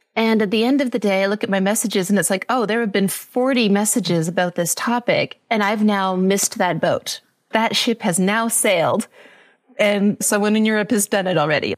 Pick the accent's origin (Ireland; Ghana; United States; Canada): Canada; British Columbia; moved away as an adult; now in Costa Rica; I'm Canadian from British Columbia. I've been living in Costa Rica for the last six years